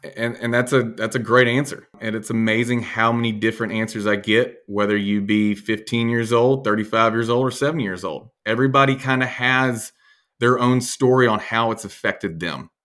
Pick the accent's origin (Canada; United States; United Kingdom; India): United States; Birmingham, Alabama; I'm from Birmingham, born and raised.